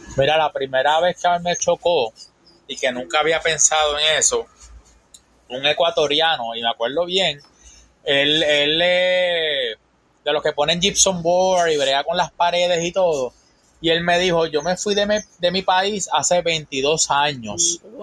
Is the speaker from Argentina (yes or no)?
no; Puerto Rico; moved away as an adult; also born or lived in Tallahassee, Florida; now in Panama City, Florida, United States; Yo soy de Puerto Rico.